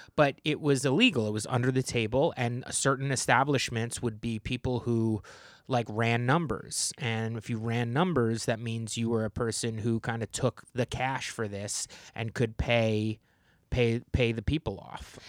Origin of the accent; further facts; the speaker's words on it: New Jersey, United States; I grew up in New Jersey